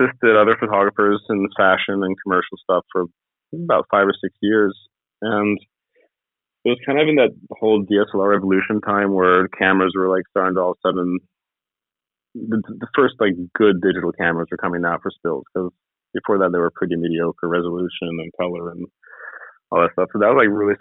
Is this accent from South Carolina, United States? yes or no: no; Ojai, California, United States; also born or lived in Los Angeles, United States / Sweden; I was born in Los Angeles, and I grew up in California for the most part